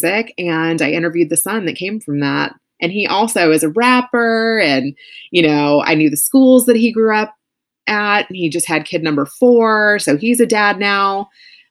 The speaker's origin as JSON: {"language": "English", "town": "Louisville", "region": "Kentucky", "country": "United States", "tie": "born or raised there", "said": "Louisville, which was like my hometown."}